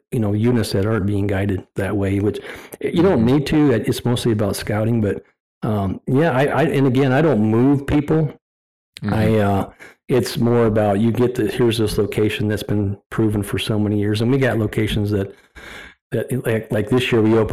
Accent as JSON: {"language": "English", "country": "United States", "tie": "born or raised there", "also_born_or_lived": "Byron, Wyoming / Montana", "said": "growing up on the Yellowstone River"}